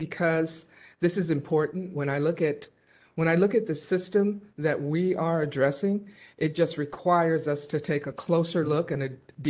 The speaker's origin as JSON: {"language": "English", "area": "Bay Area", "region": "California", "country": "United States", "said": "I'm from the Bay Area. I'm a San Francisco resident."}